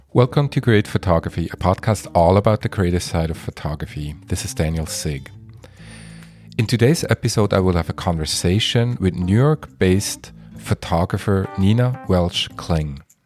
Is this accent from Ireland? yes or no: no; Switzerland; moved away; I'm from Switzerland originally